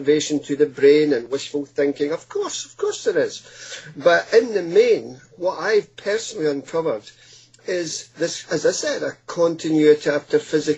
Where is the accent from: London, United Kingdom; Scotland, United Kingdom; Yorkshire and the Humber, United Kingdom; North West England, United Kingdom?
Scotland, United Kingdom; moved away as an adult; now in Hastings, United Kingdom; as a small boy growing up in Scotland